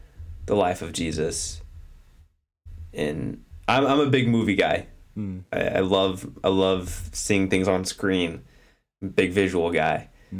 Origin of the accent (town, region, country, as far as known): United States